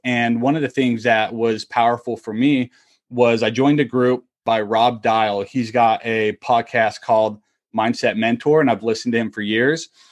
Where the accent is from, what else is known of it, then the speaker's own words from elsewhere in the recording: Utah, United States; moved away as an adult; also born or lived in Kentucky / Tampa; I am originally from Utah